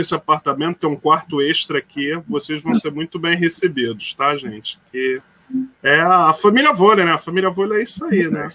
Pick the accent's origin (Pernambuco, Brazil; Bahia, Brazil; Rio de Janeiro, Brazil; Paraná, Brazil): Rio de Janeiro, Brazil; also born or lived in São Paulo; Eu sou um carioca com alma mais paulista do que carioca